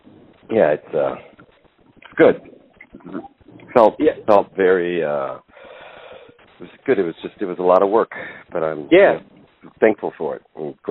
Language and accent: English; Oakland, California, United States; I'm from Oakland.